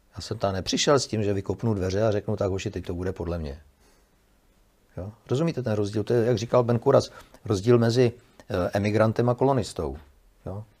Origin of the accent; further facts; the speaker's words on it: Czechia; my jsme Češi